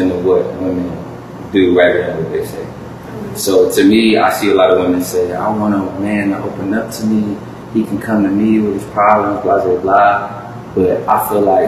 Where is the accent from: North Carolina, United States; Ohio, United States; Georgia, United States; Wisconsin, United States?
Ohio, United States; Cleveland; I'm a musician from Cleveland, Ohio